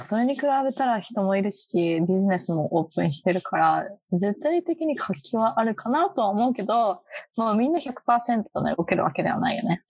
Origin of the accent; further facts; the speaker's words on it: Japan; moved away as an adult; now in Boston, United States; 私とか特に日本で育ってる